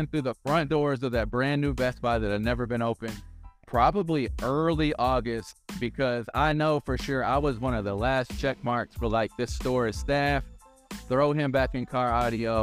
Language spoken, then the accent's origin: English; Louisville, Kentucky, United States; moved away as an adult; also born or lived in Southwest Florida; I was born and raised in Louisville, Kentucky